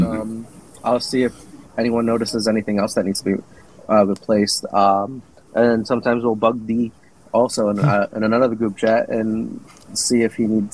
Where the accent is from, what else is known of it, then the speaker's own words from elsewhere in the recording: New Jersey, United States; I'm from New Jersey.